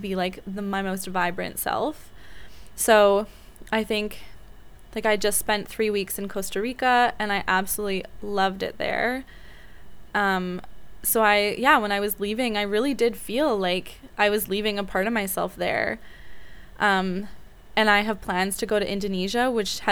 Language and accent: English; Vancouver, British Columbia, Canada; I grew up in Vancouver, Canada, which I absolutely adore